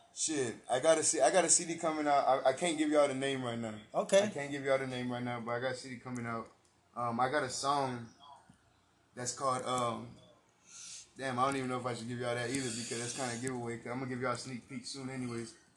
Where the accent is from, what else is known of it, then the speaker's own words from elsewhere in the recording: San Antonio, Texas, United States; I'm from the East Side, bro. I grew up, born and raised in the East Side. I've lived, I lived like many places, bro, in San Antonio, bro, all around.